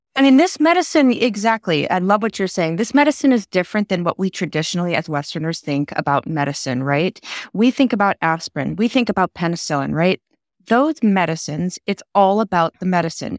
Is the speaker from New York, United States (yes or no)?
no; Texas, United States; I grew up in Texas